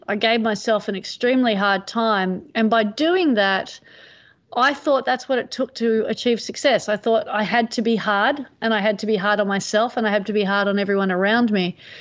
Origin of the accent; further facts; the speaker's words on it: Manly, New South Wales, Australia; growing up in Manly